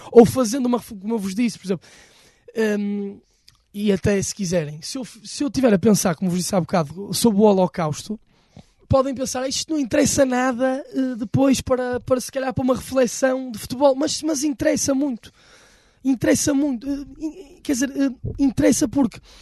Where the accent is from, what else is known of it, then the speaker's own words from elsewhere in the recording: Porto, Norte, Portugal; a cidade do Porto, com o sítio onde nós nascemos, de onde somos naturais